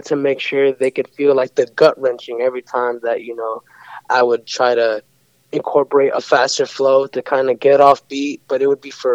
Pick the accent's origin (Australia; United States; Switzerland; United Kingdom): United States; San Francisco, California; I'm born and raised. I do believe it was called St. Francis Hospital